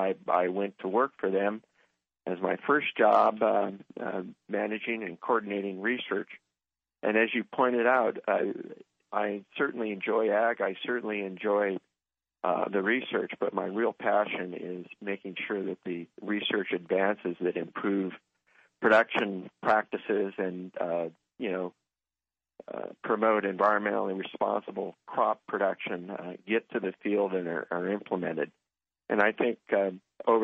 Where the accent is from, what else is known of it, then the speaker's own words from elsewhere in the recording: Central Valley, California, United States; I spent a lot of time growing up in the Central Valley, and actually during the summer times, I did work in the grape vineyards